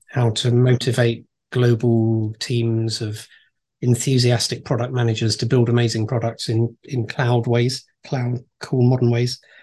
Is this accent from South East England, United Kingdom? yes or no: yes; Reigate, South East England, United Kingdom; also born or lived in Brighton / Farnham; I was born and raised in a place called Reigate, which is next to a place called Redhill, also in Surrey